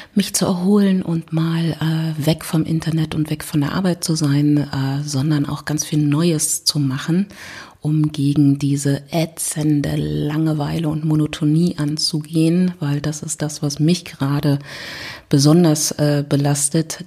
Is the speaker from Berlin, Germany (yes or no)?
yes; Berlin, Germany; ich komme aus Berlin